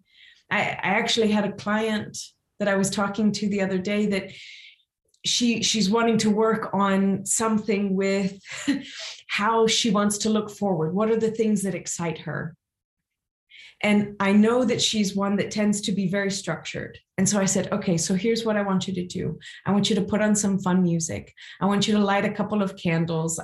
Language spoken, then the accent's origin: English; Louisiana, United States; now in Switzerland; how I grew up in Louisiana